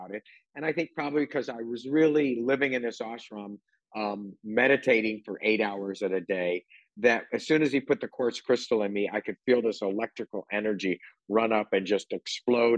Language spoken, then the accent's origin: English; California, United States; growing up in California with very liberal parents